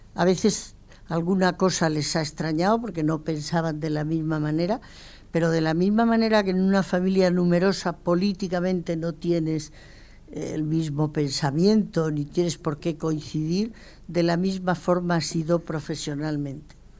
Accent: Mérida, Extremadura, Spain; also born or lived in León / Bordeaux; Yo soy de Mérida y además me siento muy emeritense, pero mi padre era leonés

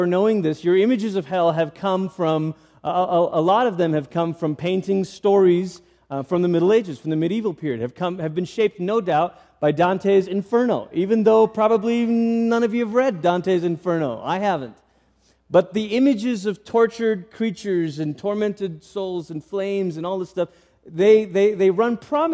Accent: Malaysia; I grew up in Malaysia

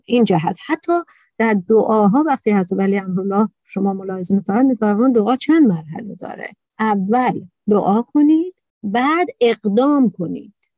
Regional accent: Iran; تو ایران به دنیا آمدم تو عربستان نیستم

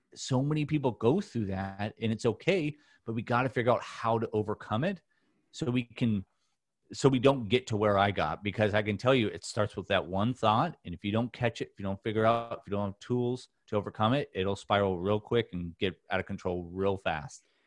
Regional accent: Newport Beach, California, United States; born or raised there

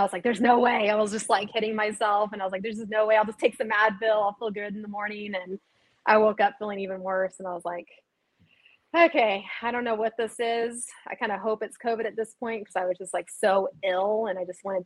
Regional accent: Austin, Texas, United States; it is in my hometown. It's in Austin, Texas

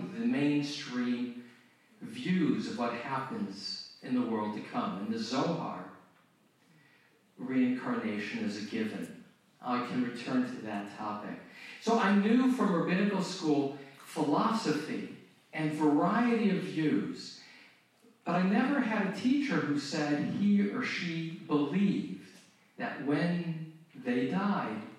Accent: Phoenix, Arizona, United States; moved away; also born or lived in Tustin, California; my hometown. I was born in Phoenix

